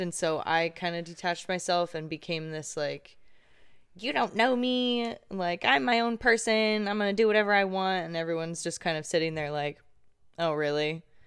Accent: Irvine, California, United States; I grew up in Irvine and in a gated community most of my life

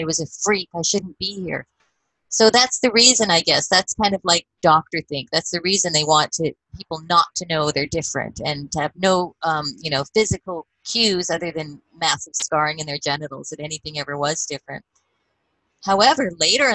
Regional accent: Edmonton, Alberta, Canada; growing up in Edmonton, even as a teenager

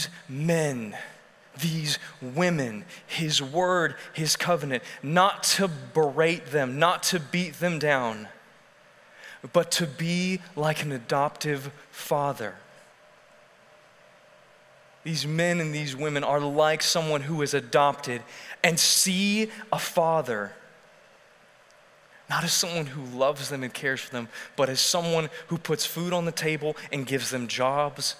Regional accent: Texas, United States; We as Texans have our culture

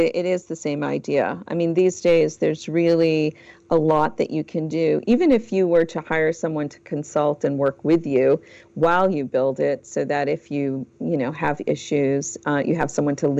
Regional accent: Portugal; moved away; I'm originally from Portugal myself

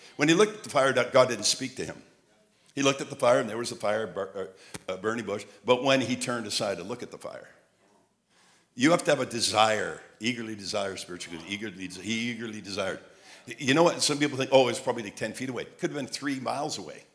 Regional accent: Montreal, Quebec, Canada; I had an accent, a southern accent, and I'm from Montreal.

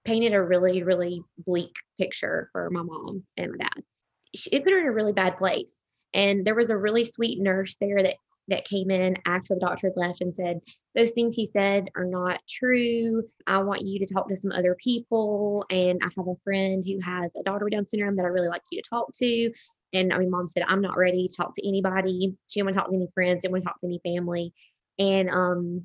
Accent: Birmingham, Alabama, United States; now in Spanish Fort, United States; I live in Spanish Fort, Alabama, but originally from Birmingham

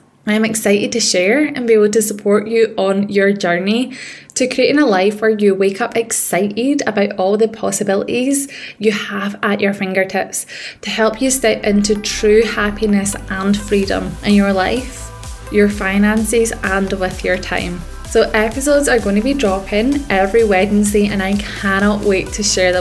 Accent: Scotland, United Kingdom; accent: Scottish; If you can't tell by the accent, I am a Scottish woman. I grew up in rough council estates

